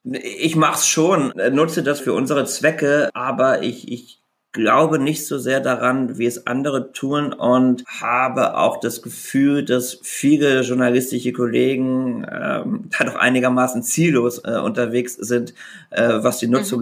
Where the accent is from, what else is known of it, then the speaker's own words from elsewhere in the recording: Rhineland, Germany; ich als Rheinländer natürlich auch katholisch bin